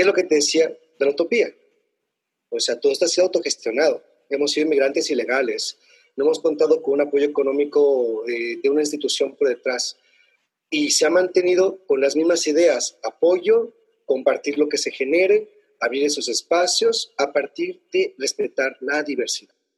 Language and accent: Spanish; Mexico; now in Spain; nosotros como mexicanos